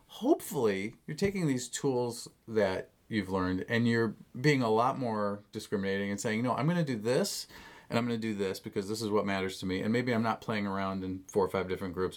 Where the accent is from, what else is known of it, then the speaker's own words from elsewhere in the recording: Chicago, Illinois, United States; moved away as an adult; also born or lived in Rock Island, Illinois / River Grove, Illinois; now in Los Angeles, United States; As a Chicagoan